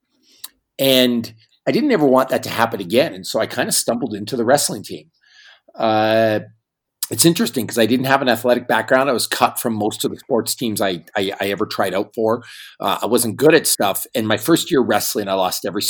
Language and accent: English; Northern Canada, Canada; I grew up in a small town in northern Canada